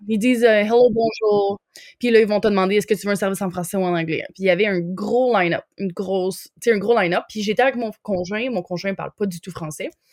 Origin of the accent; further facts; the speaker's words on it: Quebec, Canada; moved away as an adult; also born or lived in Lanaudière / Montreal / Jasper, Alberta; now in Winnipeg, Canada; j'ai grandi au Québec.